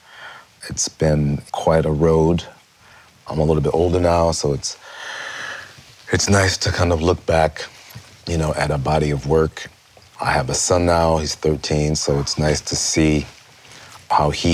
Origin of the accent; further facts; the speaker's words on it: Rochester, New York, United States; I grew up in Rochester, New York